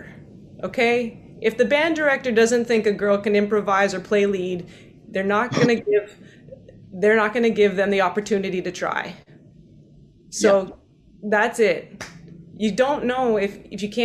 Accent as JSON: {"language": "English", "region": "British Columbia", "country": "Canada", "tie": "born or raised there", "moved": "as an adult", "lives_now": "New York City, United States", "said": "I'm from British Columbia, Canada. I'm in New York City today, and I've been here for 11 years"}